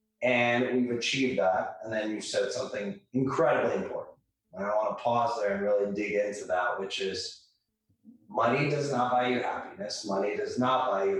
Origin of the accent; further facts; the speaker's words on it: United States; I grew up in America despite being an immigrant.